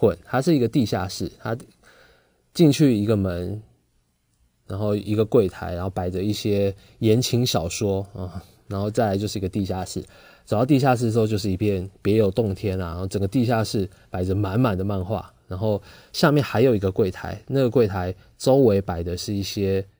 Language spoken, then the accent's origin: Chinese; Taipei, Taiwan; also born or lived in Kaohsiung; 后来我们就从啊高雄搬到台北去了。我小学四年级的时候搬到台北，来到台北之后，哦就不一样了，大城市了哈。